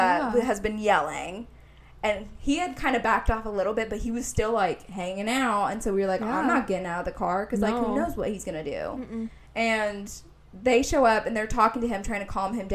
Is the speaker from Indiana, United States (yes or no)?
yes; Indianapolis, Indiana, United States; I'm from Indianapolis. Like, one of the most dangerous cities in the country